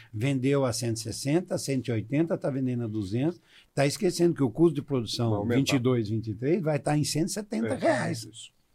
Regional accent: Santa Fé, Paraná, Brazil; moved away as an adult; also born or lived in Marília, São Paulo; now in Goiás, Brazil; Eu sou natural de Santa Fé, no Paraná

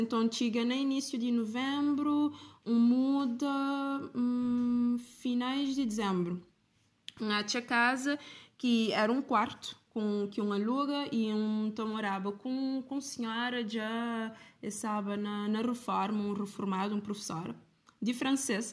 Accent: Cape Verde; como cabo-verdiana

